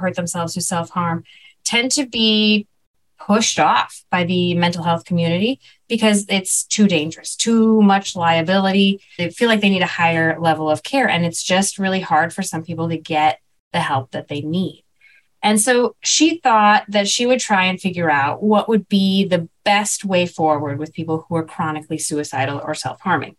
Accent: Chicago, Illinois, United States; growing up in Chicago

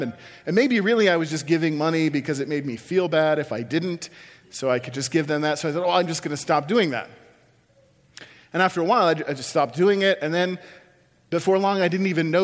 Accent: Iowa, United States; moved away as an adult; also born or lived in Chicago; I moved from my hometown where I'd lived my whole life in Iowa to Chicago to go to seminary.

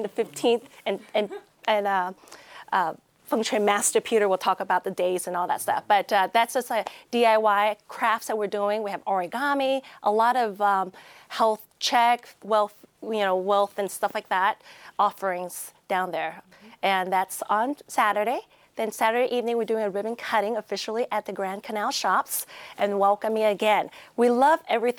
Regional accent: Malaysia; now in Las Vegas, United States; I was born in Malaysia

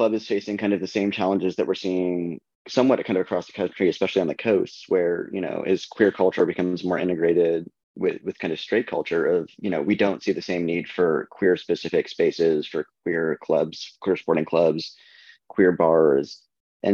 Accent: Southern California, United States; now in Washington, D.C., United States; I'm from Southern California

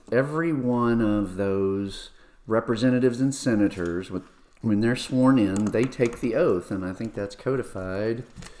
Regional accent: Midwest, United States; I'm a Midwesterner at heart

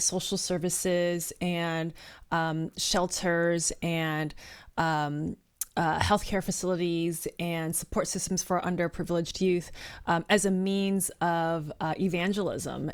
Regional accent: Bay Area, California, United States; I'm a third generation Chinese American, born and raised in the Bay Area, best area to be from

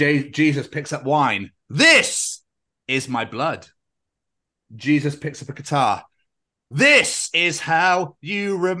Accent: Scotland, United Kingdom

